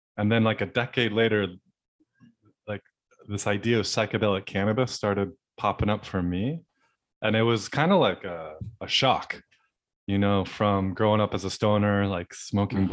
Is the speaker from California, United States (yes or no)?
yes; Southern California, United States; I grew up in Southern California